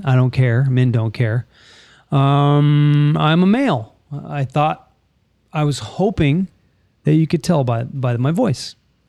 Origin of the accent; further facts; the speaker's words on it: California, United States; I roll my R because I'm from California.